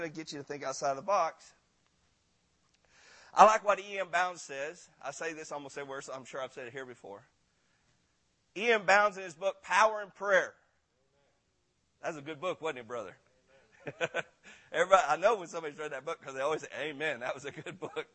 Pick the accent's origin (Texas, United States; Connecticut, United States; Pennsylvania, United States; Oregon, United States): Texas, United States; Granbury; I'm from Granbury, Texas